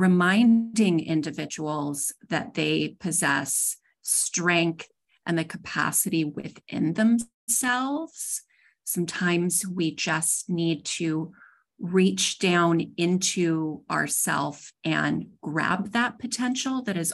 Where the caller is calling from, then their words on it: Dallas, Texas, United States; I am coming from Dallas, Texas today.